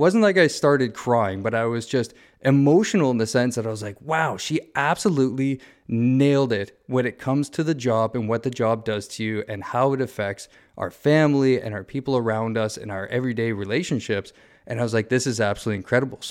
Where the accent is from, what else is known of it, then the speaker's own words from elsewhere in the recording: Southern Ontario, Canada; moved away; I grew up in Southern Ontario